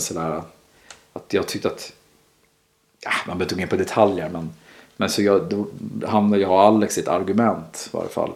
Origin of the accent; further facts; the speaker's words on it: Sweden; som svensk också. Mm. Vi, man är uppväxt med det här